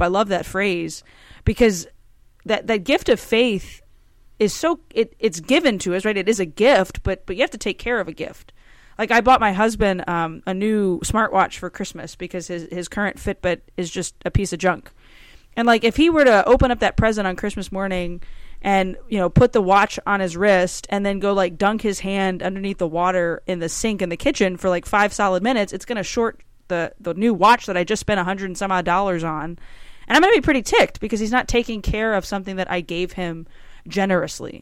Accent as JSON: {"language": "English", "area": "Cajun", "region": "Louisiana", "country": "United States", "said": "I'm Cajun"}